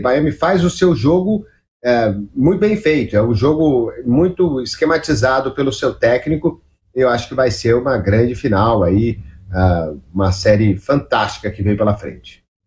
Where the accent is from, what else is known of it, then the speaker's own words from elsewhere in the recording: Minas Gerais, Brazil; cresci escutando a Rádio Itatiaia, cresci escutando meu Cruzeirão na Itatiaia